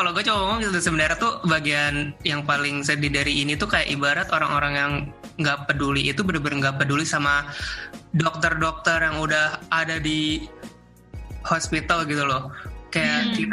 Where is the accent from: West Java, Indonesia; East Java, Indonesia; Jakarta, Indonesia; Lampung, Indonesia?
East Java, Indonesia; Malang; tapi sebenarnya ada juga yang kita sering kadang lakuin karena kita kan orang Malang